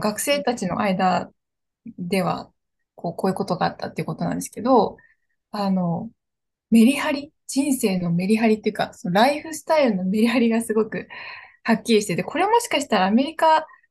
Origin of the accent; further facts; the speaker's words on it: Japan; 日本っていうリッチなこう文化とか伝統があるっていう、せっかくのそういう環境の中で、だからこそ、そういうところで育ってきた